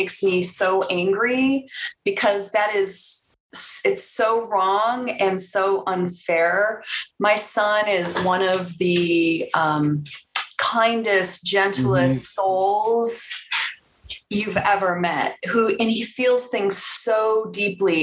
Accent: Bartlett, Illinois, United States; also born or lived in Chicago, Illinois / Elgin, Illinois; now in Denver, United States; I grew up in Chicago. I was a Southside girl, lived there till I was 7. And then my parents bought a house in the Northwest suburbs. So I lived in Bartlett and went to Elgin High School

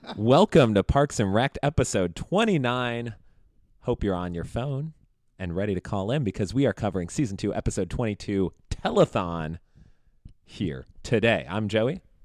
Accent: Chicago, Illinois, United States; growing up in Chicago

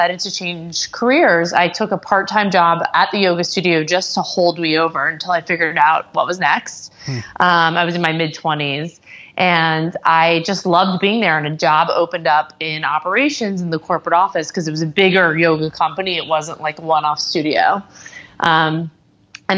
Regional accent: Atlanta, Georgia, United States; also born or lived in Santa Monica, California; now in New York, United States; I'm actually from Atlanta originally.

